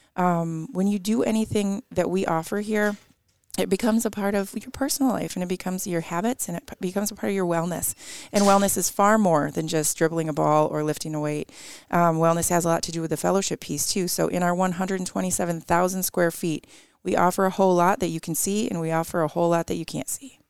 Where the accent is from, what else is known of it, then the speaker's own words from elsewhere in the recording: Detroit, Michigan, United States; moved away as an adult; now in Mount Pleasant, United States; I grew up in Metro Detroit, and I do absolutely love where I grew up